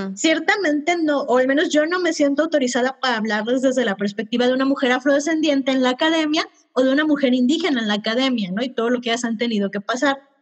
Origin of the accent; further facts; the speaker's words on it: Mexico; Yo, por ejemplo, como mexicana